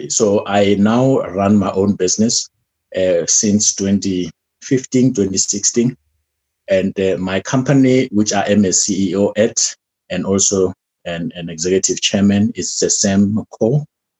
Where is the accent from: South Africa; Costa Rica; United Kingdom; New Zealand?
South Africa; Polokwane, Limpopo; moved away as an adult; now in Johannesburg, South Africa; I am from Polokwane, Limpopo province. That is where I was born.